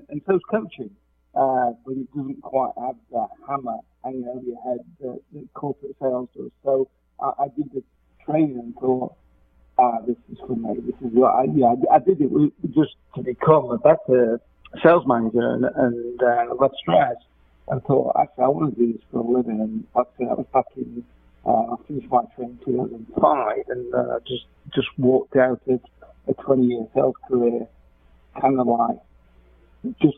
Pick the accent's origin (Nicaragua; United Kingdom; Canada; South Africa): United Kingdom; England; accent: English; moved away as an adult; now in United States; you may tell from my accent, I'm English